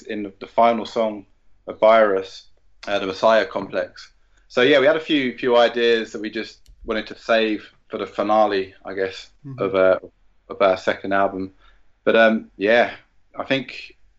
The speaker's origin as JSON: {"language": "English", "region": "London", "country": "United Kingdom", "said": "we're both from South London"}